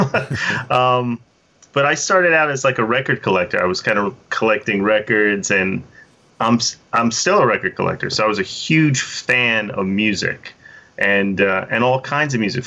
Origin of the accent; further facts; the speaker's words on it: New York, United States; I was born in New York. Yeah, I was born in the Bronx